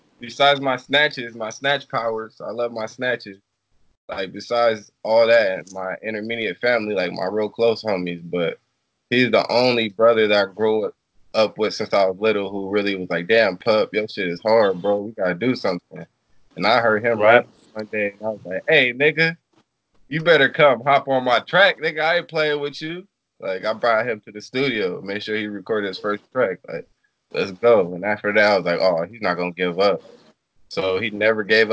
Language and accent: English; Long Beach, California, United States; born or raised there